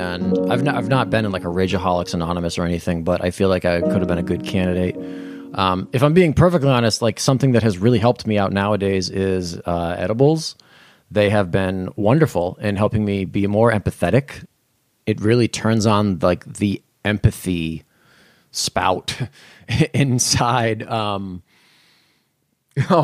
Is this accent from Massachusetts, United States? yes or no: yes; Berkley, Massachusetts, United States; I was raised in Berkeley, Massachusetts.